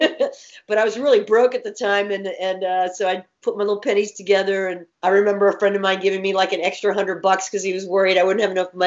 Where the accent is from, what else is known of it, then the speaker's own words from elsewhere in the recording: San Antonio, Texas, United States; moved away as an adult; I grew up in San Antonio